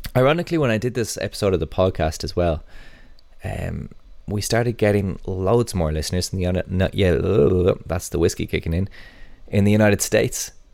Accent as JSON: {"language": "English", "country": "Ireland"}